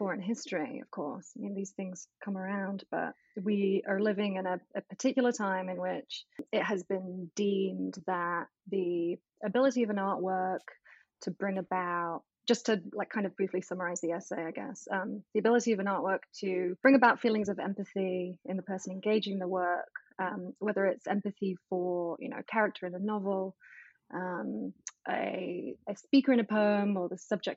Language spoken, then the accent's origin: English; England, United Kingdom; moved away as an adult; now in United States; I'm English, but I've lived in the US for almost a decade now.